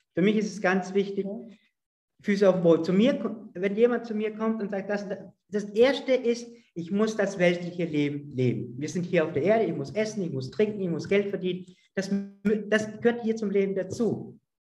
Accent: Vorarlberg, Austria; Also ich komme ja aus Österreich, aus Vorarlberg, in der Nähe zur Schweiz

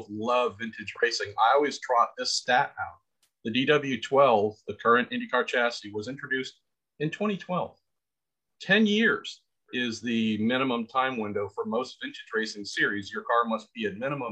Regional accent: United States; You and I growing up in America

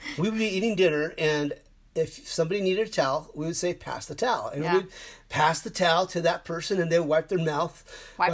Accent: Mesa, Arizona, United States; we grew up in Mesa, Arizona

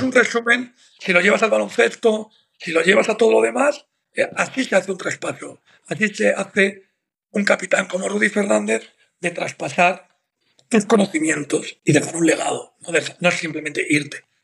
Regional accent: Madrid, Community of Madrid, Spain; Yo soy de Maristas, hmm. de aquí de Madrid

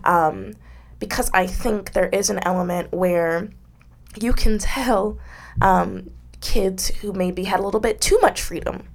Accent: United States

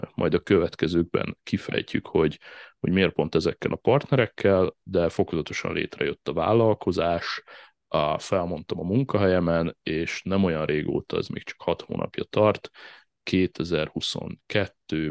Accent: Szigetszentmiklós, Pest, Hungary; also born or lived in Budapest / Ráckeve; a Ráckeve sziget Miklós tengelyen nőttem fel, a Csepel-szigeten

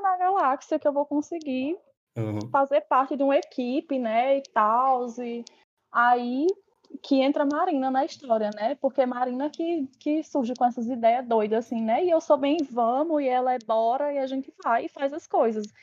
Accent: São Paulo, Brazil; now in Petrolina, Brazil; eu cresci em São Paulo

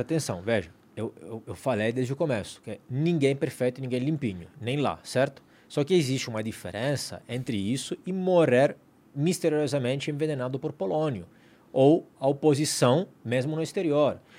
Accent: Italy; now in Brazil; eu sou italiano

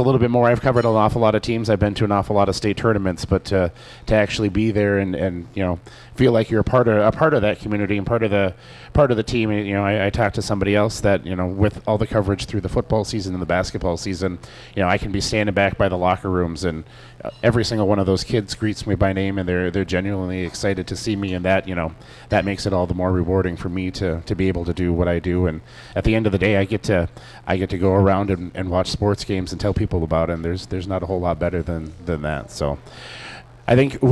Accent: Delano, Minnesota, United States; now in Annandale, United States; I grew up in Delano and ended up moving up here

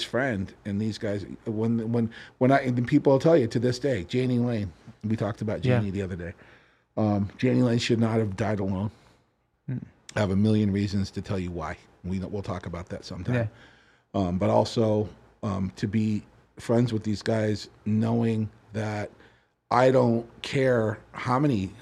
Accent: Orange County, California, United States; now in Las Vegas, United States; I grew up in Orange County, California, okay. Huntington Beach, Fountain Valley, you know, Newport Beach, all that stuff

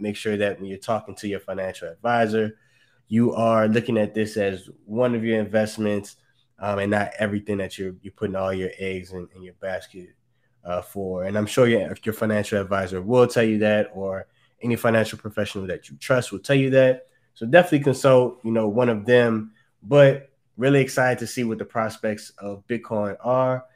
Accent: New Orleans, Louisiana, United States; moved away; back down in my hometown, in my city

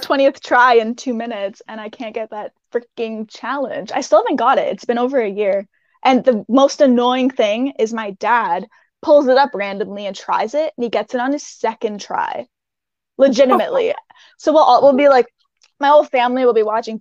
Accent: Canada; I'm Canadian

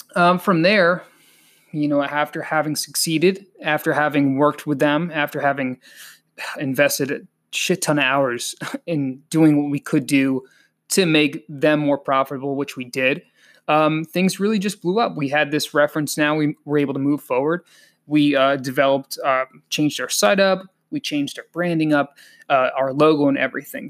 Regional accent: Connecticut, United States; also born or lived in Colombia; I'm also a Connecticut kid. I was raised in Connecticut primarily.

